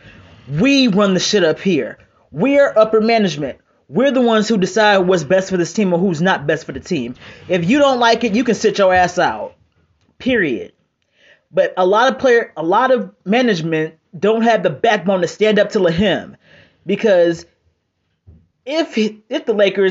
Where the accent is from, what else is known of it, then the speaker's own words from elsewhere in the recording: Cleveland, Ohio, United States; I might be from Cleveland